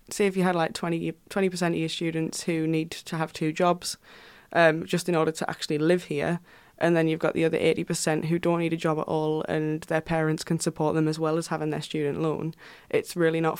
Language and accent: English; Houghton-le-Spring, North East England, United Kingdom; I come from Houghton-le-Spring which is like a you know small town in between sunderland and durham